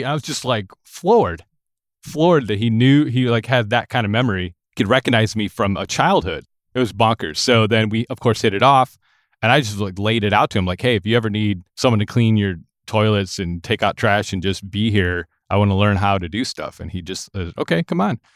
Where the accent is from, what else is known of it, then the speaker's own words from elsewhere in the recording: Lansing, Michigan, United States; moved away as an adult; now in Nashville, United States; I grew up in Lansing, Michigan, which is the capital city of the state of Michigan